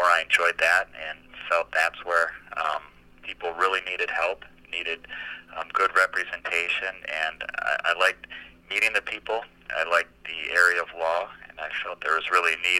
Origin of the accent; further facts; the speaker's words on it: Minnesota, United States; moved away as an adult; now in San Diego, United States; I grew up in Minnesota